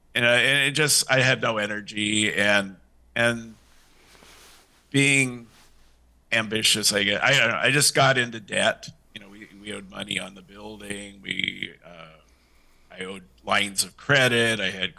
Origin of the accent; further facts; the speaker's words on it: Ireland; And, you know, being an Irishman, you know, you can't pass up a free offer.